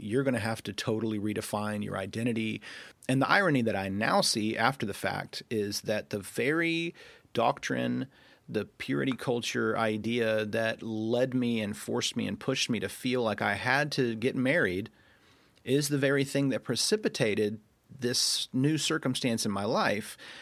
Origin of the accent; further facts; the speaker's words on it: Rome, Georgia, United States; accent: Southern; you can probably detect a little bit of a Southern accent. That's because I was born and raised in Georgia.